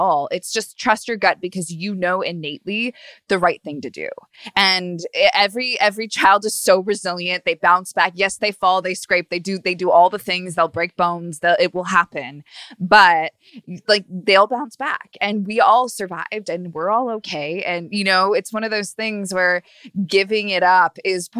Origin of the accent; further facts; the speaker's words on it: Long Beach, California, United States; now in Los Angeles, United States; I'm from Long Beach, Orange County, which is really sort of a whole different atmosphere.